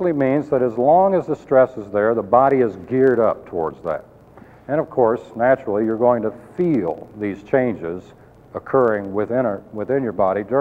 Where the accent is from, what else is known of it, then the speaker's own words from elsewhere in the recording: Colorado, United States; I came from Colorado and I, I love the wilderness areas. Very beautiful. We used to go backpacking all the time